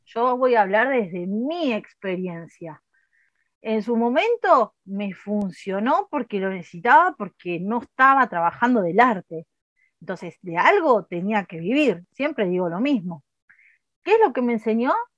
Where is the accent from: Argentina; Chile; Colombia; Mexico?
Argentina; hablando mal y pronto como cualquier argentino